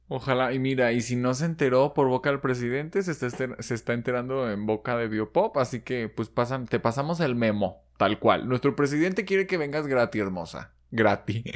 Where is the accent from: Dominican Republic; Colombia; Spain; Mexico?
Mexico